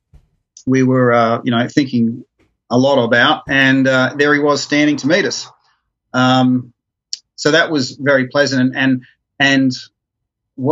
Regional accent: Brisbane, Queensland, Australia; I go back to my hometown with my wife

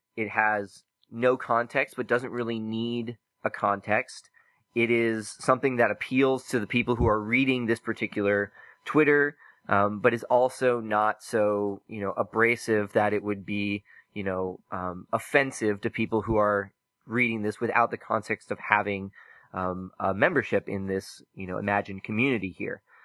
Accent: Oklahoma, United States; moved away; I'm from Oklahoma originally

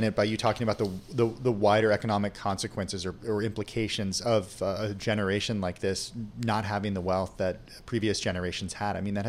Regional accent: San Luis Obispo / Pismo Beach, California, United States; Hey, that's my hometown, Ross.

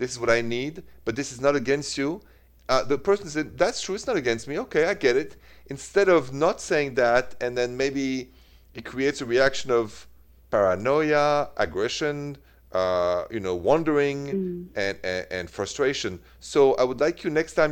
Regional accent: Paris, Île-de-France, France; accent: French; English is a second language; moved away as an adult; also born or lived in Midwest, United States; now in United States; it is straight from Paris

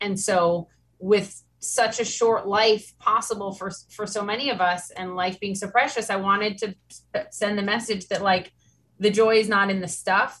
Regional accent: Minnesota, United States; now in New York City, United States; I'm from Minnesota. And so I'm trying to raise kids in New York City and teach them that they don't need all this big stuff and try to bring some of what I grew up with in Minnesota to New York City.

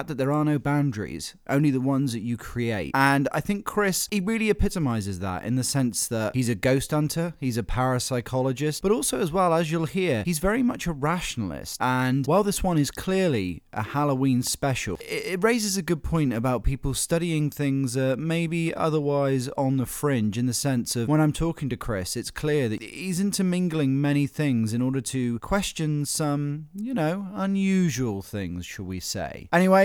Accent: Cornwall, South West England, United Kingdom; I grew up in Cornwall, so Cornwall is a place very much of ghost stories

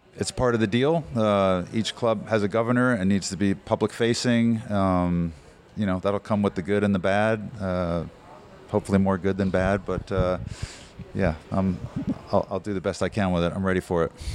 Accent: New Jersey, United States; moved away as an adult; now in Phoenix, United States; I grew up in New Jersey.

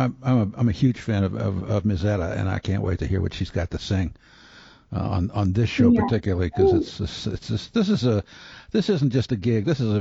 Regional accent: Baltimore, Maryland, United States; I'm from Baltimore

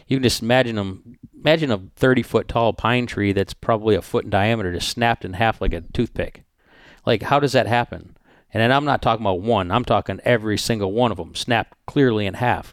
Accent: United States; I'm American

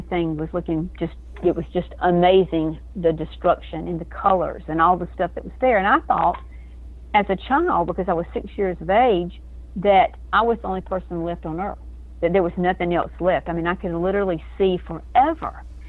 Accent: Georgia, United States; Well, I was a little farm girl growing up in South Georgia.

